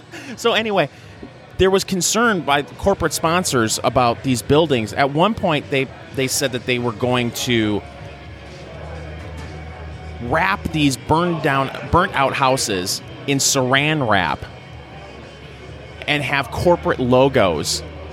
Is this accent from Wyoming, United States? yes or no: no; a town 90 miles north of Detroit, Michigan, United States; I'm from a town 90 miles north of Detroit. But when you're in Michigan and you grow up in Michigan, especially on the in mid-Michigan or the east side of the state, you feel like you're part of Detroit.